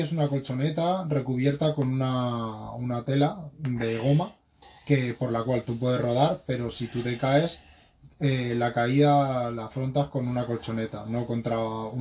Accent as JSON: {"language": "Spanish", "town": "Madrid", "region": "Community of Madrid", "country": "Spain", "said": "soy de Madrid y tengo 26 años"}